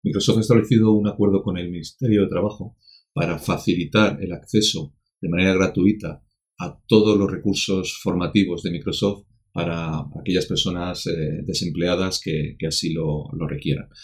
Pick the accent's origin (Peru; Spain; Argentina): Spain